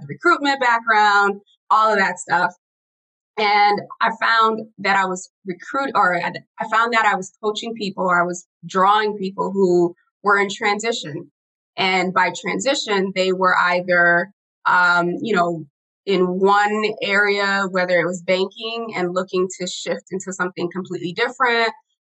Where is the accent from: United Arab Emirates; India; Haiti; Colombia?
Haiti; moved away; I'm an immigrant. I was born in Haiti.